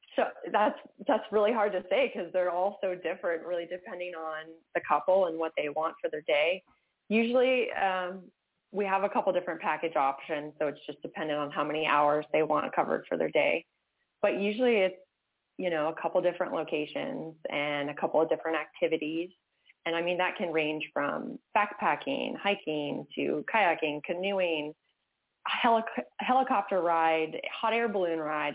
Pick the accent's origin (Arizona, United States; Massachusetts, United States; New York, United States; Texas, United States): Massachusetts, United States; moved away as an adult; I grew up in Massachusetts, uh, lived there until I was 18, and then was like, I got to get out of here.